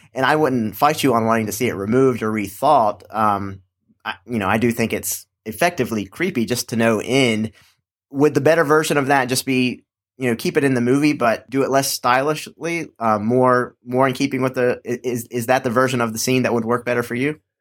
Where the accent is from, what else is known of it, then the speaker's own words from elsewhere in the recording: Charlotte, North Carolina, United States; my hometown of Charlotte, North Carolina.